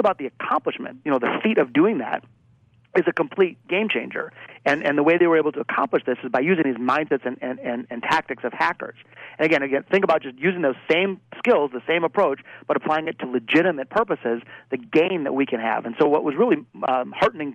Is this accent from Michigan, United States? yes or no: yes; Detroit, Michigan, United States; my hometown of Detroit, Michigan